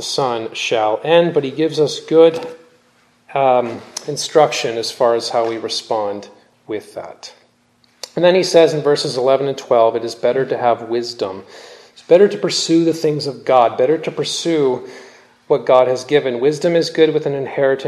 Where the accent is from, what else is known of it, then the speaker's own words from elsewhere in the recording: Canada; also born or lived in California; I'm Canadian